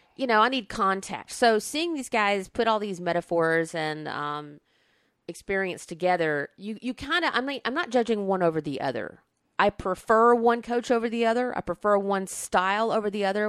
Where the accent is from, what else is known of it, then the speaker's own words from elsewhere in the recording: Alabama, United States; moved away; I grew up in Alabama